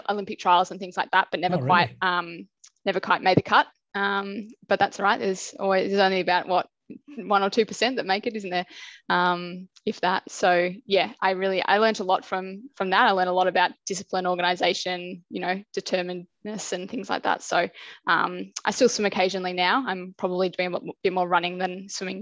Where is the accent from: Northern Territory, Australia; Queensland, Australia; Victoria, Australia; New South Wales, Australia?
Victoria, Australia; Melbourne; I grew up in Melbourne. Spent my time growing up around the suburbs around Deakin